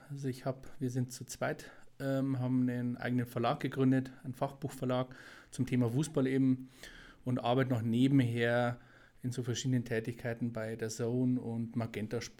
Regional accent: Straubing, Bavaria, Germany; man hört es ja ein bisschen, ähm, bin ein, ein, ein Bayer, Niederbayer, komme ursprünglich aus, aus dem Kreis Straubing.

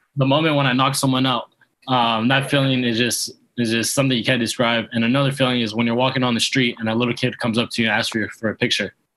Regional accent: Yuba City, California, United States; now in Coachella Valley, United States; I'm originally from um, Yuba City, California. It's about 30 minutes north of Sacramento.

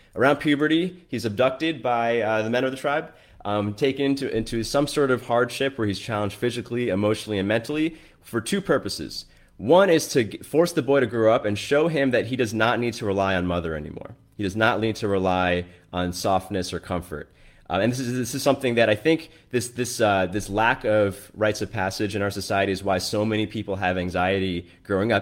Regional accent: New York, United States; i grew up in New York

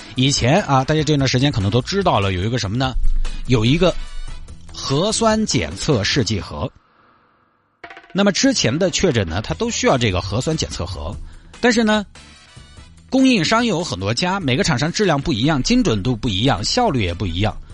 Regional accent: Sichuan, China; 现在咱们四川这边还有医护人员在往那边派

